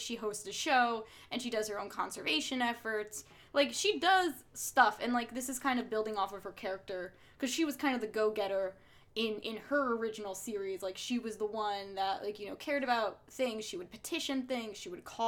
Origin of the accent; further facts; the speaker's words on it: New Jersey, United States; accent: Jersey; I don't have, like, a thick Jersey accent, but, like, I feel like if you hear me, you know I'm from Jersey